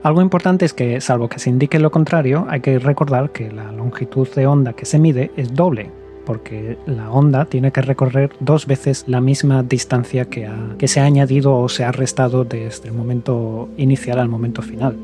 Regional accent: Gijón, Asturias, Spain; yo, que soy de Gijón, de Asturias

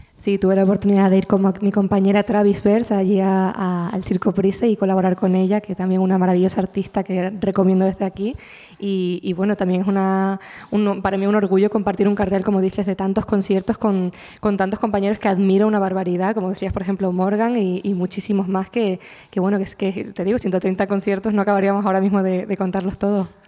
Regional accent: La Palma, Canary Islands, Spain; mi tierra

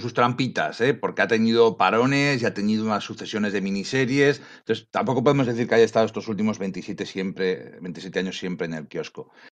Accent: Bilbao, Basque Country, Spain; yo siempre digo que yo soy de Bilbao, capital del multiverso

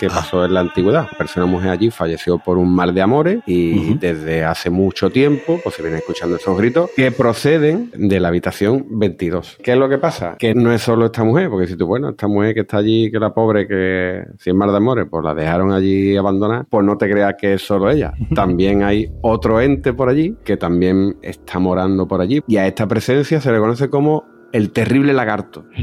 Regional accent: Jaén, Andalusia, Spain; Yo me crié en Jaén, tío.

